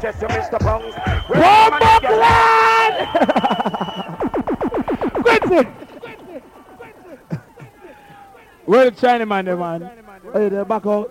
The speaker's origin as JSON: {"language": "English", "town": "Kingston", "country": "Jamaica", "moved": "yes", "lives_now": "New York, United States", "said": "Man, say I live in New York, man. But we are original Jamaican and Kingstonian"}